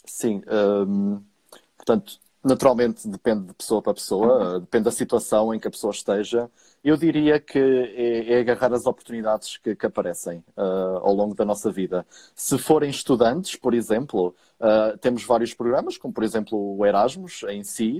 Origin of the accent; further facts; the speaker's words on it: Portugal; moved away as an adult; also born or lived in Viseu; now in London, United Kingdom; como bom português